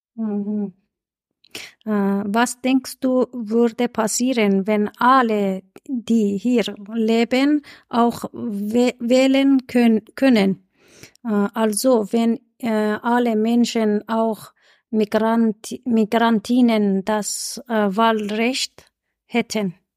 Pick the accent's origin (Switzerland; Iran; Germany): Iran; German is a second language; now in Vienna, Austria; ich komme aus dem Iran